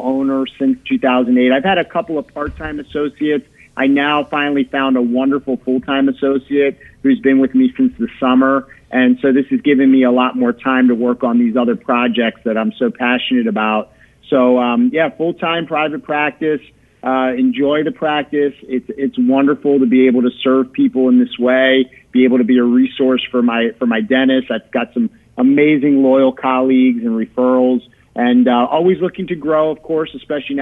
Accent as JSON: {"language": "English", "town": "Baltimore", "region": "Maryland", "country": "United States", "moved": "as an adult", "lives_now": "Chicago, United States", "said": "I'm originally from Baltimore"}